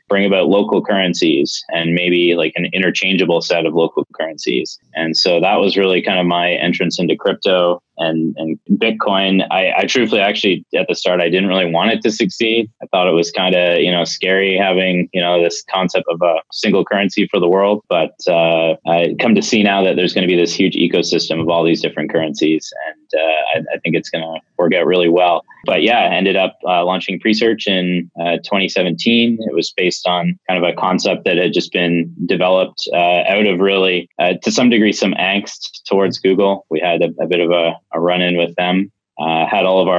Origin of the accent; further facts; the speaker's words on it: Midland, Ontario, Canada; So I'm from a little town called Midland in Ontario, Canada. It's about 90 minutes north of Toronto. Born and raised here.